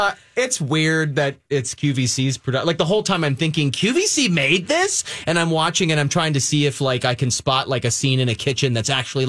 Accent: York, Pennsylvania, United States; I'm from York, Pennsylvania.

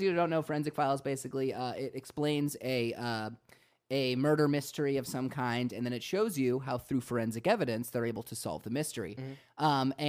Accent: Florida, United States; moved away as an adult; now in Los Angeles, United States; growing up in Florida.

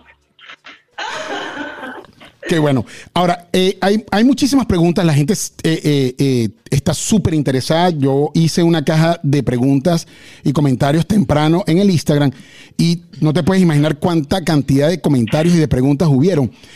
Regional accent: Venezuela; yo soy venezolano o somos venezolanos

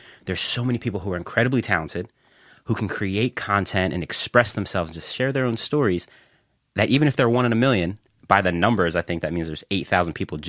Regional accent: Philadelphia, Pennsylvania, United States; So my family's from Germantown.

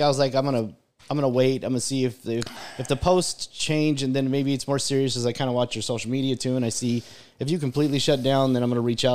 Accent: United States

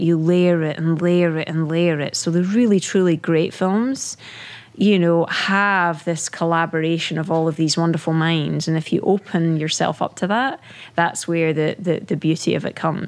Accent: Scotland, United Kingdom; moved away; growing up in in the UK, right? Being British.

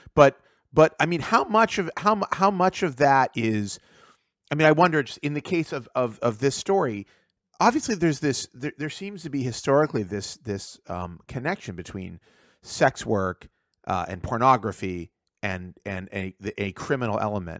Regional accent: Pittsburgh, Pennsylvania, United States; I grew up in Pittsburgh

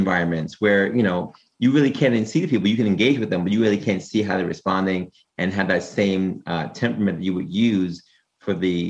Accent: New York City, New York, United States; We're both from Brooklyn.

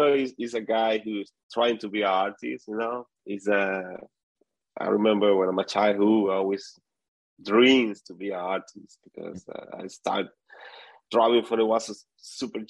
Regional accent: Venezuela; moved away; I come from Venezuela

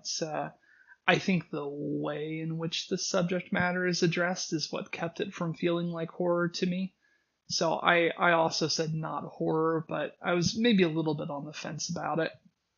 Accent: Washington, United States; Personally, for me, growing up in Washington State, one of the key memories I had was being at the bottom of the ocean

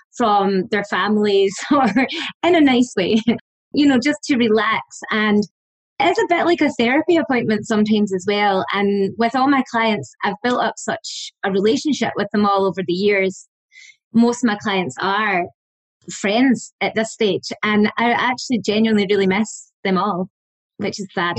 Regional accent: Scotland, United Kingdom; moved away as an adult; also born or lived in Australia / Dublin, Ireland; now in Ireland; I'm from Scotland.

